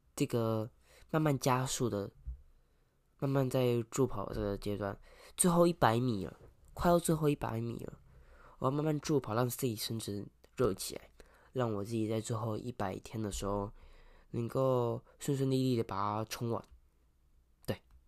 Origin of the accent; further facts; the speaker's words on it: Kaohsiung, Taiwan; 对我们南部人，对我们高雄人来说，这天气感觉是路面上会结冰